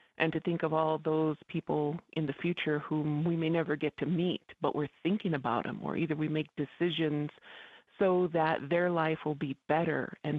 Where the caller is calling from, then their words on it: Isleta Pueblo, New Mexico, United States; I'm calling in from Shirhuiptui, aka Isleta Pueblo. And it's pretty fun to be back on old stomping grounds on the air.